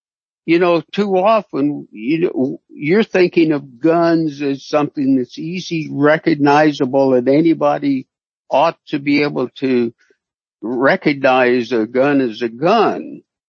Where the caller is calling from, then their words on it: Concord, California, United States; I'm in Concord, California.